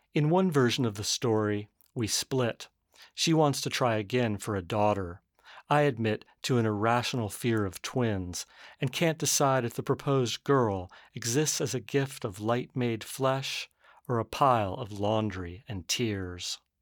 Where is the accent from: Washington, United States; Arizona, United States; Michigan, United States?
Arizona, United States; now in San Francisco, United States; I grew up in Arizona right next to the Salt River um, Pima Maricopa Reservation.